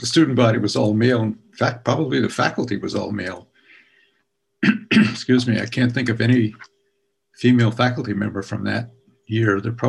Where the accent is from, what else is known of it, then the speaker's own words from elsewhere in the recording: New England, United States; I was born and raised in New England as well